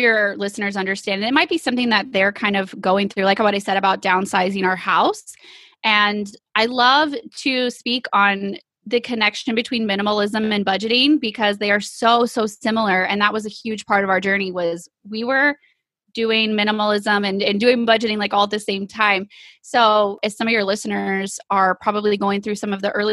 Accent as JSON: {"language": "English", "region": "East Texas", "country": "United States", "said": "we are from East Texas."}